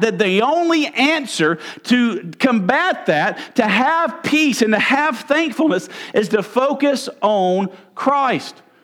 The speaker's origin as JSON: {"language": "English", "region": "Mississippi", "country": "United States", "said": "I'm from Mississippi."}